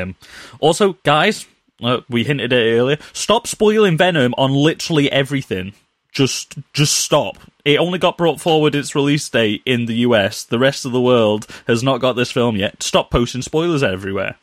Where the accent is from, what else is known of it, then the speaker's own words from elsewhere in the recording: United Kingdom; we're British